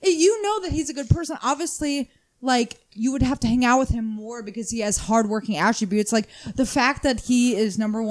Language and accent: English; Madison, Cleveland, Ohio, United States; also born or lived in Garfield Heights, Ohio; We bounced around, man. It was Madison, then Cleveland, Garfield, back to Madison, Ohio